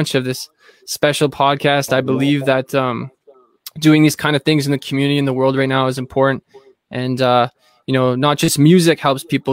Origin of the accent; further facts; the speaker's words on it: Thunder Bay, Ontario, Canada; now in Ottawa, Canada; I'm from Thunder Bay, like northwestern Ontario area.